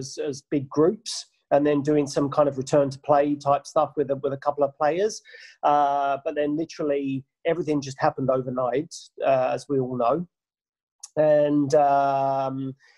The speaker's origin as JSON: {"language": "English", "region": "England", "country": "United Kingdom", "also_born_or_lived": "New Zealand / Japan", "moved": "as an adult", "lives_now": "Australia", "said": "We're both English."}